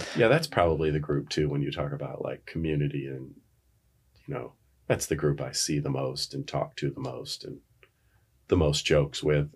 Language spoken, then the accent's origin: English; Norwich, New York, United States; moved away as an adult; also born or lived in Rochester, New York; now in Lexington, Virginia, United States; I'm from Rochester, New York, or I'm originally from a little town called Norwich